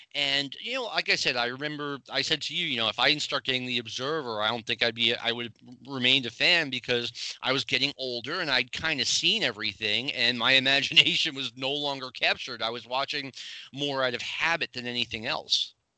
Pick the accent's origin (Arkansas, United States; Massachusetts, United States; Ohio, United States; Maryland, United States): Massachusetts, United States; Boston; I grew up in the around the Boston area